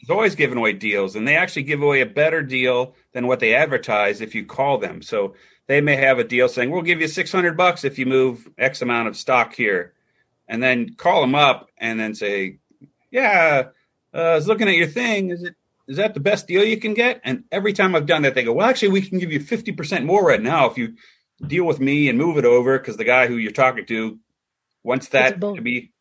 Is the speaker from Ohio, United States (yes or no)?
yes; Cincinnati, Ohio, United States